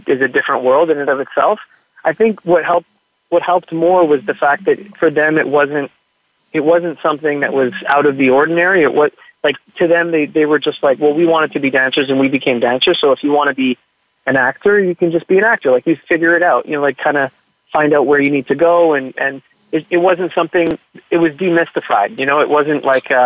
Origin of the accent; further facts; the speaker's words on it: Montreal, Quebec, Canada; I grew up in Montreal, in Quebec